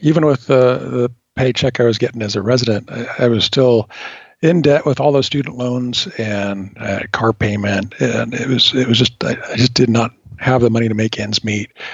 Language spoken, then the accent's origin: English; California, United States; moved away as an adult; born and raised in California, and absolutely at the time did not want to leave it.